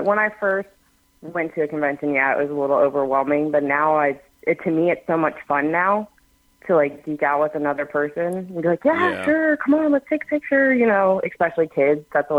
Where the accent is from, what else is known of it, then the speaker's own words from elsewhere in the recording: Dayton, Ohio, United States; moved away as an adult; also born or lived in Georgia; I grew up actually in Dayton, Ohio, born and raised.